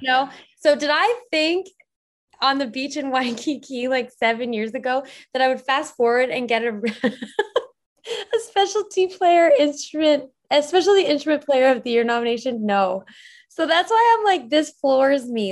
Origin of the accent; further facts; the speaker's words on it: Airdrie, Alberta, Canada; moved away as an adult; now in Vancouver, Canada; I live in Vancouver. Oh, I'm actually from Airdrie